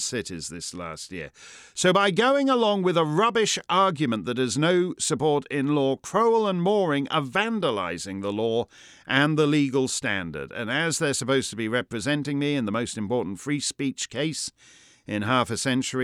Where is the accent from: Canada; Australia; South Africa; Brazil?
Canada; now in New Hampshire, United States; Being Canadian